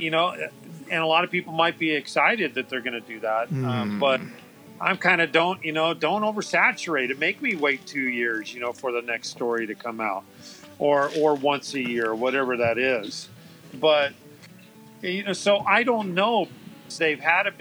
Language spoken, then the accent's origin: English; California, United States; I've been born and raised in California